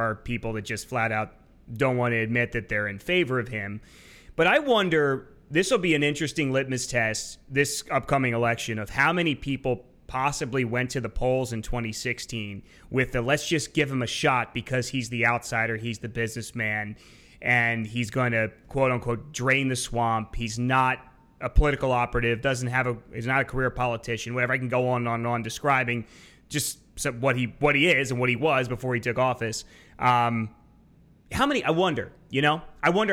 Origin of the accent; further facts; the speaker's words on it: York, Pennsylvania, United States; I grew up in York, Pennsylvania